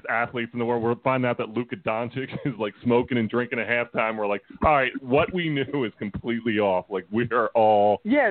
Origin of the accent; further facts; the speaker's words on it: Philadelphia, Pennsylvania, United States; And granted, we're from Philly.